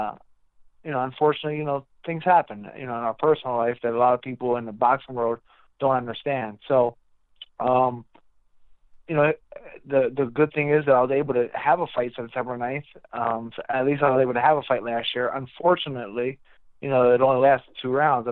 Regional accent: Reading, Pennsylvania, United States; my hometown of Reading, Pennsylvania

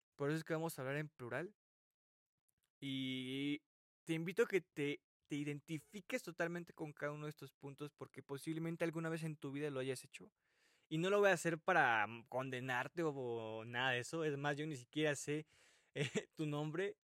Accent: Mexico; mi país, México

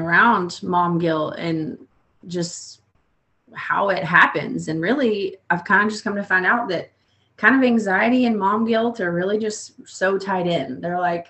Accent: Oklahoma, United States; moved away as an adult; now in Texas, United States; I'm originally from Oklahoma, very small town

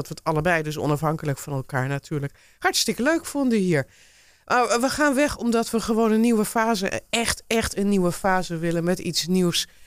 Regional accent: Dordrecht, South Holland, Netherlands; born there; also born or lived in Alblasserdam; now in Haarlemmermeer, Netherlands; Ik ben geboren in, eh, in Dordrecht, polyklinisch. Maar ik woonde toen in Alblasserdam.

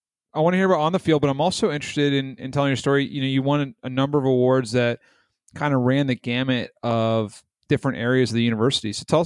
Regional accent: Northern Virginia, United States; and I'm from Northern Virginia.

